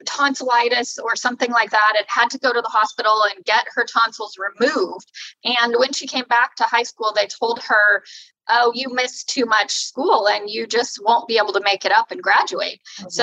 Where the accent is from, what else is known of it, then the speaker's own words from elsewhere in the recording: California, United States; moved away as an adult; also born or lived in Sacramento, California; now in Oregon, United States; I was born in Sacramento, California. So I'm from California.